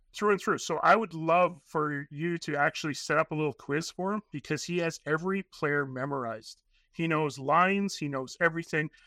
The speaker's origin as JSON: {"language": "English", "region": "Northern Canada", "country": "Canada", "tie": "born or raised there", "said": "born and raised in Northern Canada."}